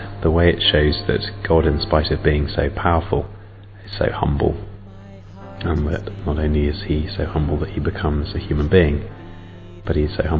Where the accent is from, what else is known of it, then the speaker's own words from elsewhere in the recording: England, United Kingdom; I'm from England. I'm 30.